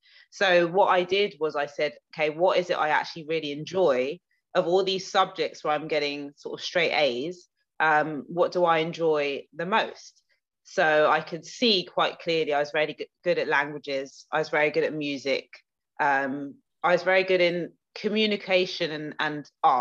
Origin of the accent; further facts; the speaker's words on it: England, United Kingdom; moved away as an adult; also born or lived in Nigeria (ancestry); now in New York, United States; I'm very British